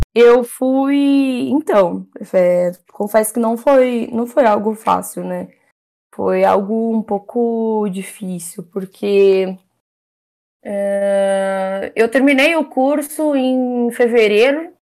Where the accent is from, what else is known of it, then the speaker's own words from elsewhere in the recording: São Paulo, Brazil; Sou da Zona Norte de São Paulo